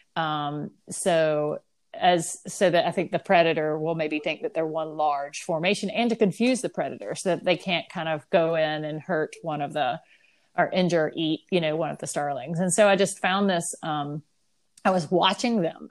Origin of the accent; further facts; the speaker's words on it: the South, United States; I'm from the South